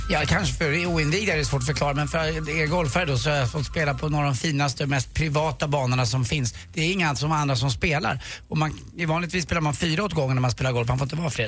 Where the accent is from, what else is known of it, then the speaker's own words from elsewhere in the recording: Sweden; som svensk då